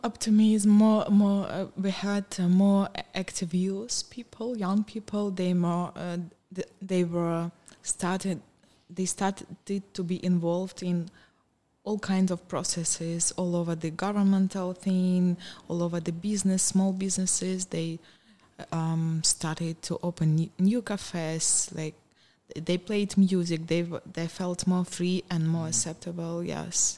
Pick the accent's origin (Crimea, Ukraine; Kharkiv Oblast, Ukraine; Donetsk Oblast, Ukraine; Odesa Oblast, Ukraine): Donetsk Oblast, Ukraine; English is a second language; moved away as an adult; also born or lived in Kyiv, Ukraine; now in Cluj-Napoca, Romania; I was born and raised in the uh, Donetsk region, but I moved to Kiev uh, more than 20 years ago to, for my university, and I stayed there.